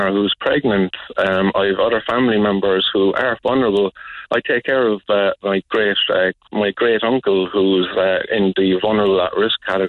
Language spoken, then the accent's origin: English; Cork, Munster, Ireland; I grew up in the Glen